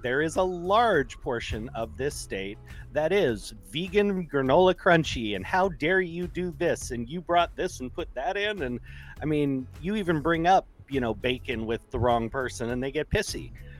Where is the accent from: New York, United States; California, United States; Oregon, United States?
California, United States; I'm like, yeah, I'm from California. What ain't fruits and nuts is flakes.